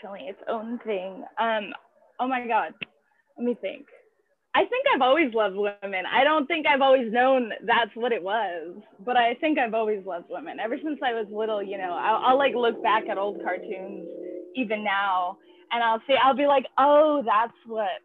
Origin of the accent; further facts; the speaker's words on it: San Diego, California, United States; I'm from San Diego, born and raised, love it out there